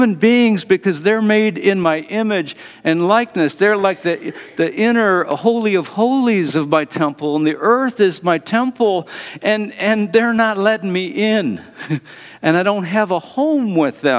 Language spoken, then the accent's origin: English; Detroit, Michigan, United States; I'm from Detroit.